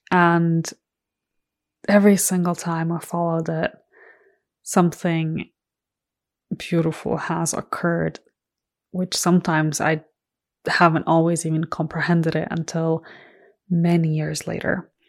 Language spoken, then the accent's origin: English; Ireland; my immediate family, so my parents and my siblings, live in Ireland. And I grew up in Ireland from the age of 12. I went to high school there.